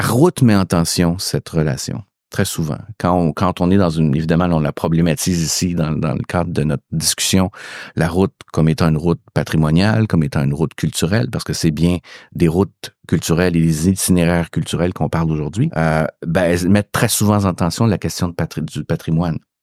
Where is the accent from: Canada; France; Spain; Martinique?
Canada; Quebec; chez nous au Québec